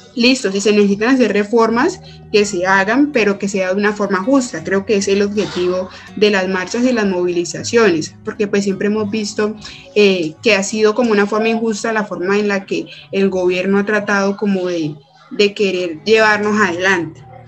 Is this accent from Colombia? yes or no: yes; Cali, Valle del Cauca, Colombia; soy caleña, mujer y tras de eso pues vivo como en un sector aledaño